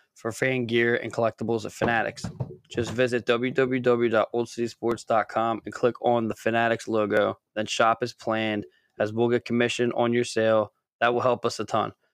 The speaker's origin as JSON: {"language": "English", "region": "Scotland", "country": "United Kingdom", "said": "I am Scottish"}